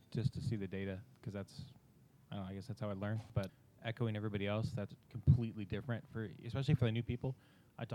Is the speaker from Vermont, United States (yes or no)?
no; Northern California, United States; I'm from Northern California.